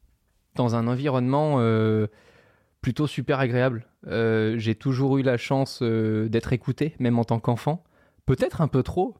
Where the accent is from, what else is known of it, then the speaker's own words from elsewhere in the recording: Monaco; j'ai grandi à Monaco, donc dans un pays qui fait deux virgule cinq kilomètres carrés